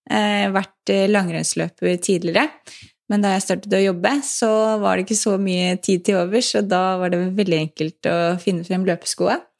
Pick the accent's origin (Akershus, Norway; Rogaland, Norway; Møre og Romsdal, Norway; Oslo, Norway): Akershus, Norway; Lommedalen; og jeg vokste opp i Lommedalen eh, med en veldig sporty familie